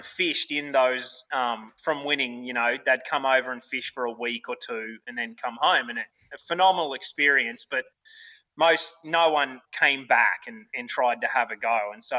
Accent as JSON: {"language": "English", "town": "Toowoomba", "region": "Queensland", "country": "Australia", "tie": "born or raised there", "moved": "as an adult", "lives_now": "United States", "said": "born and bred in Australia, Toowoomba, Queensland. It was my hometown, and I basically lived in Australia my first 26 years of my life."}